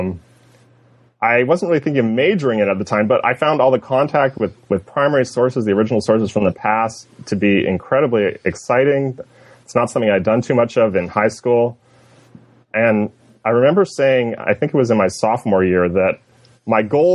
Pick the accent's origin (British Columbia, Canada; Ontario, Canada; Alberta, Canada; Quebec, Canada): British Columbia, Canada; Coquitlam; moved away as an adult; now in United States; I was born in Canada. I'm Canadian.